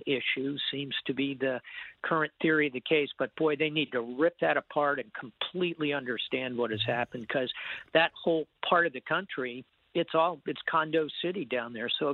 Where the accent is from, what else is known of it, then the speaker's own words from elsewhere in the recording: Miami, Florida, United States; moved away; Miami. That's, you know, my hometown